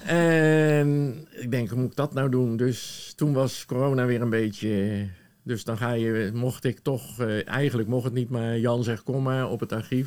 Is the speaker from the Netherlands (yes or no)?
yes; The Hague, South Holland, Netherlands; also born or lived in Woerden / Gouda; now in Sommelsdijk, Netherlands; ik ben in Den Haag geboren